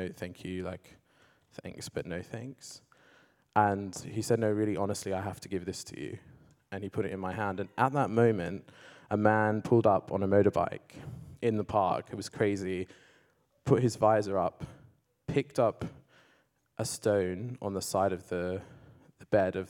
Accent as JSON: {"language": "English", "country": "Australia", "tie": "born or raised there", "said": "I grew up in Australia. I came out as gay at the age of 14. And I went to a kind of Christian school, but came from an agnostic household."}